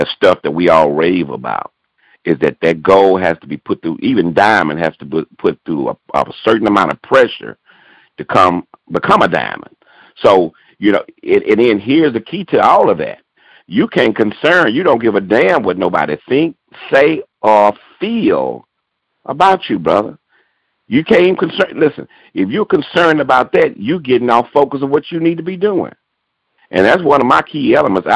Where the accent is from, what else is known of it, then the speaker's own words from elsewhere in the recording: Houston, Texas, United States; also born or lived in Baton Rouge, Louisiana; I'm originally from Baton Rouge, Louisiana. And we moved here to Houston, man, and I pretty much grew up here, played ball out of Nimitz High School